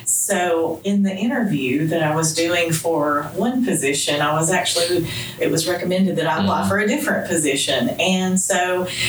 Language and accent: English; Rome, Georgia, United States; I'm from Rome, Georgia, born and bred